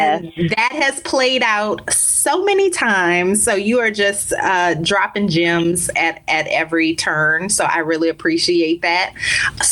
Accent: New Orleans, Louisiana, United States; moved away as an adult; also born or lived in Baltimore / Chicago / Dallas; now in Miami, United States; My career has required many cross-country relocations from my hometown of New Orleans to Baltimore, St. Louis, Chicago, Dallas, back to New Orleans, and now Miami, Florida.

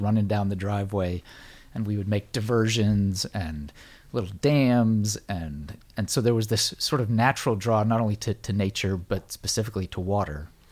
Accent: United States; born or raised there

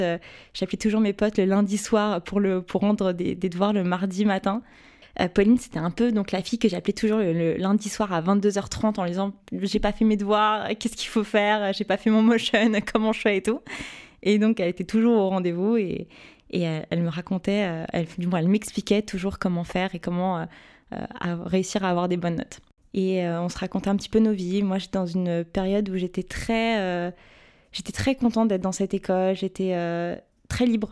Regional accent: Paris, Île-de-France, France; j'ai passé toute ma vie à Paris, j'ai grandi à Paris, fait ma scolarité à Paris, donc je suis une, pure euh, parisienne, euh, pure souche

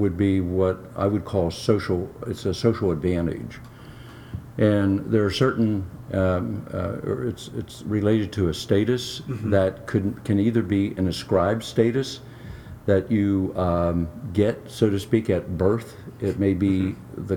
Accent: United States; I happened to be born here

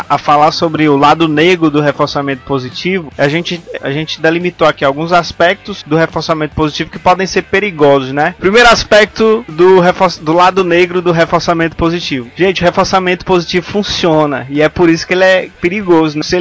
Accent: Ceará, Brazil; Não, pô, sou da Serra da Ibiapaba, rapaz.

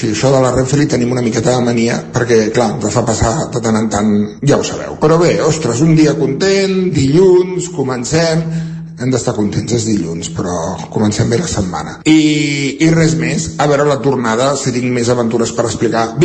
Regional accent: Centelles, Catalonia, Spain; de Centelles, amb la veu robada.

